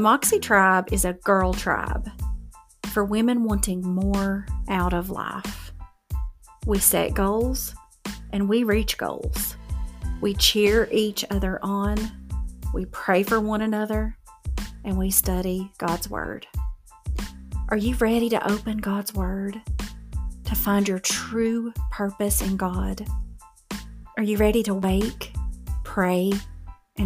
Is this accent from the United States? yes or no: yes; Appalachian Mountains, United States; I'm from the Appalachian Mountains, so we have learned how to fry anything.